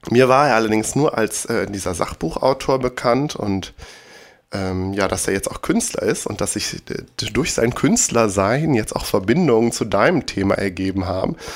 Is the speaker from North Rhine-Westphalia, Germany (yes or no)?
yes; Bergisch Gladbach, North Rhine-Westphalia, Germany; damals in der Stadtbücherei Bergisch Gladbach in meiner Heimatstadt